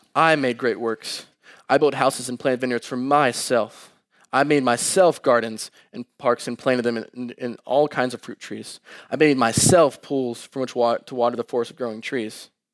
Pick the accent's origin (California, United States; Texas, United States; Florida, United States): Texas, United States; Dallas; moved away as an adult; also born or lived in Columbia, Missouri; I came from Dallas all the way up to Mizzou.